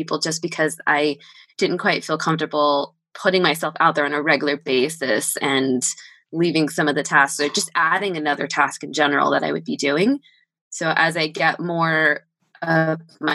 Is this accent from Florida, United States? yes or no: no; Southern California, United States; moved away; I am from Southern California.